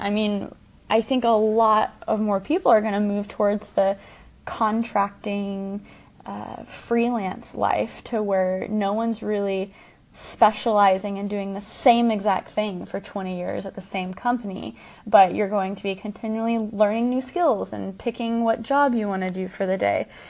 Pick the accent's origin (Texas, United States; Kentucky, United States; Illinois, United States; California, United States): Texas, United States; Dallas; I'm from Dallas